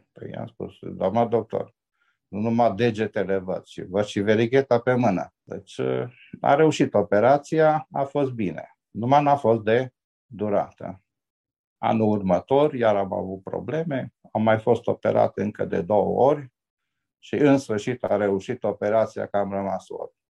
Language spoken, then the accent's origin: Romanian; Oradea, Bihor County, Romania; m-am născut aici la maternitatea din Oradea